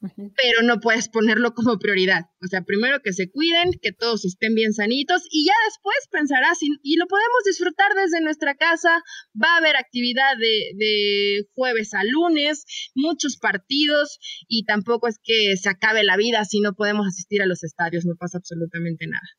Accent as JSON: {"language": "Spanish", "country": "Mexico", "said": "como mexicanos, chicas, nos conocemos"}